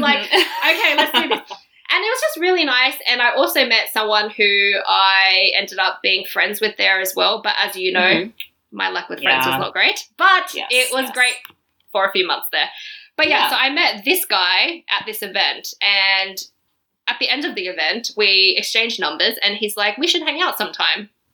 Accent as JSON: {"language": "English", "country": "Australia", "moved": "yes", "lives_now": "Berlin, Germany", "said": "I was from Australia"}